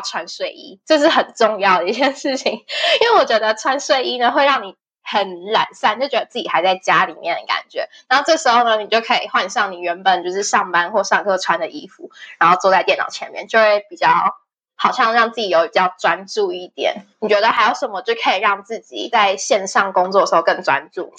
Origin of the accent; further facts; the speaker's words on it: Taiwan; moved away as an adult; now in Spain; 就是身为台湾人，谁会知道啊？